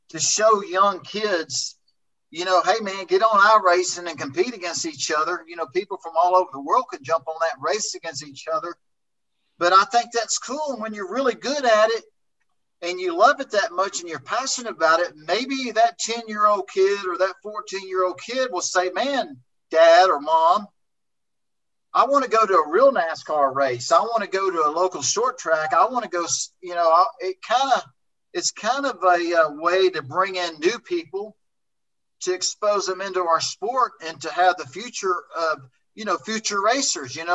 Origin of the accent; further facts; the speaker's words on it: Oklahoma, United States; also born or lived in Texas; Even the racetracks I grew up racing in Oklahoma and Texas, I want to say over 60% of them are gone